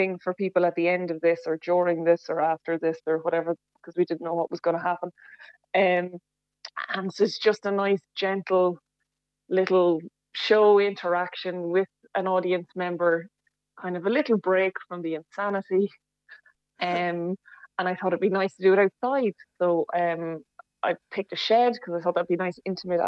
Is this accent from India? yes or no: no; Bagnalstown, Leinster, Ireland; also born or lived in Carlow Town; now in Carlow, Ireland; I'm from Bagnallstown, but based in Carlow Town at the moment